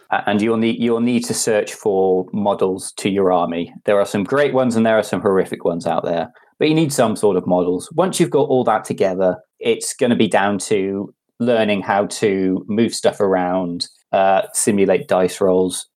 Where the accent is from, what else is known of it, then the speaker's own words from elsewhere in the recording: Cardiff, Wales, United Kingdom; I'm from Cardiff